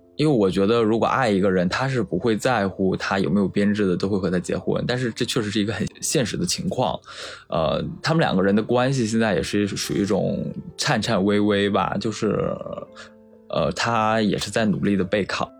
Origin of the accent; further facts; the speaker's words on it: Shandong, China; moved away as an adult; 我现在在，呃，一个一线城市，一个事业单位工作，然后我的老家是山东的一个沿海的三四线小城市